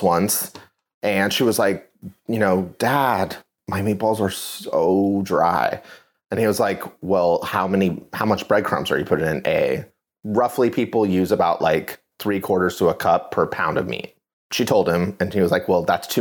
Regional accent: California, United States; as a Californian, we eat Mexican food on the daily.

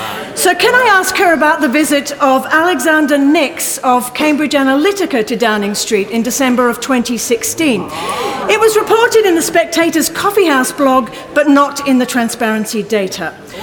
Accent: Australia; moved away as an adult; now in United Kingdom; when I was growing up in Australia.

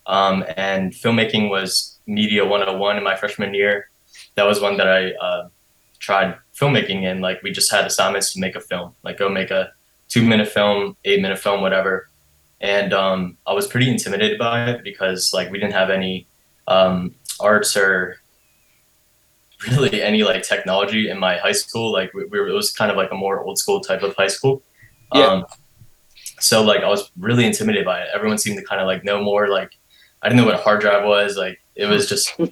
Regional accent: York, Pennsylvania, United States; moved away as an adult; also born or lived in Maryland; now in Philadelphia, United States; I grew up in York, PA, which is about like a suburb, hour and a half, 2 hours away from here to the west. Born in the east of Maryland.

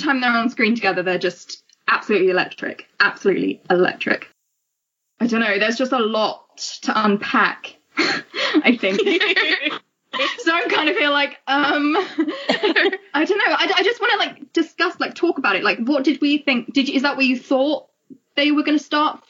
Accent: England, United Kingdom; I'm from England, obviously, as you can tell from my accent.

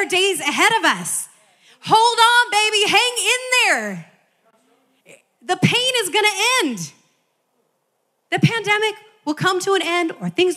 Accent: Midwest, United States; now in California, United States; as a child growing up in the Midwest

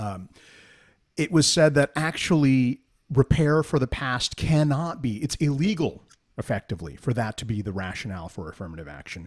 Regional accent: New Jersey, United States; we're both from Jersey

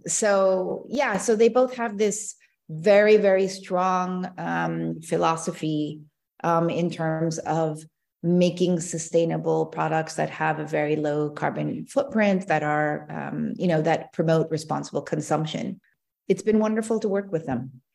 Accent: Seattle, Washington, United States; moved away as an adult; also born or lived in Maryland / Hong Kong / Korea (ancestry); now in Italy; I was actually born in Maryland, um, but grew up in Seattle

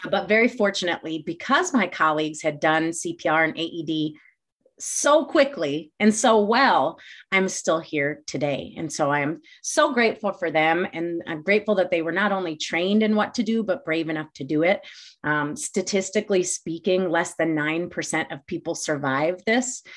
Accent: Glendale Heights, Illinois, United States; also born or lived in Champaign, Illinois; I grew up in the northwest suburbs of Chicago, a town called Glendale Heights

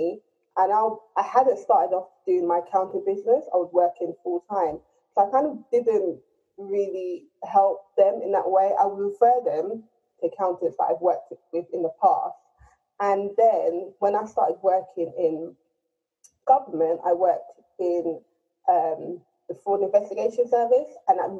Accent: London, United Kingdom; So I've grown up in Tottenham. I'm from a Nigerian family, and I'm Nigerian

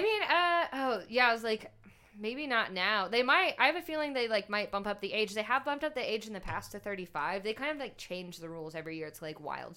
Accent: Shreveport, Louisiana, United States; moved away as an adult; also born or lived in California / Utah / New Orleans; moved to Shreveport

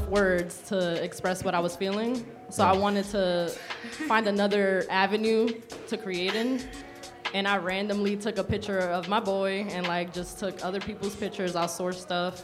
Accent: New York City, New York, United States; I am from the Boogie Down Bronx

